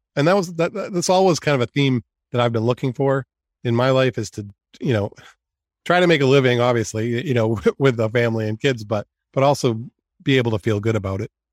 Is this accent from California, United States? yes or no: no; North Yarmouth, Maine, United States; also born or lived in Cumberland, Maine / Iowa; I am from Maine. I actually grew up in North Yarmouth and Cumberland.